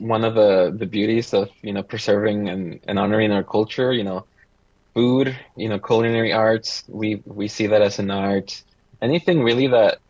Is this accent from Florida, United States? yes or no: no; Santa Maria, California, United States; also born or lived in Mexico; I grew up in Santa Maria most of my life, once we immigrated from Mexico